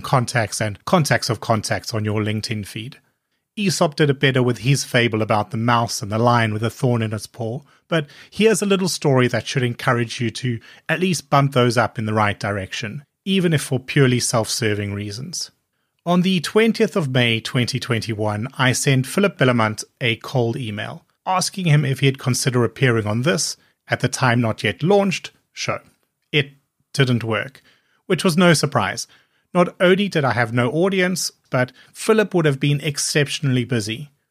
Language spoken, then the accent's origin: English; South Africa; both being South African